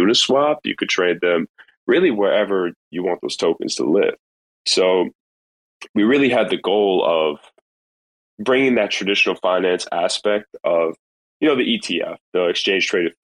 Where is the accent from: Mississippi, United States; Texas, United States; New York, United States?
New York, United States; now in Florida, United States; I'm really a New Yorker at heart. I'm really a New Yorker, but since I've been down here